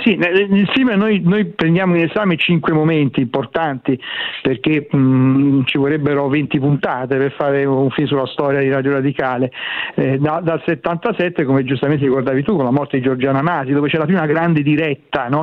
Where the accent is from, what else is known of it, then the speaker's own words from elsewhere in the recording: Rome, Lazio, Italy; come si dice a Roma, dalle mie parti